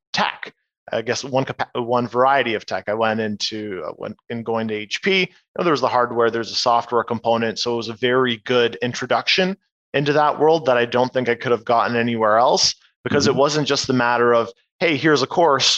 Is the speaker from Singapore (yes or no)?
no; Oshawa, Ontario, Canada; also born or lived in Kitchener; now in Toronto, Canada; I was born in Oshawa. Now I've been in Toronto for a good few years